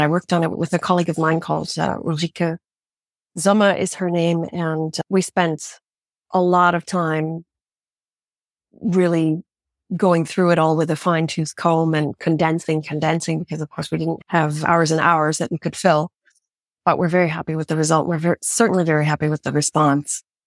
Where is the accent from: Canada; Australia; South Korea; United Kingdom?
Canada; moved away; I grew up in Canada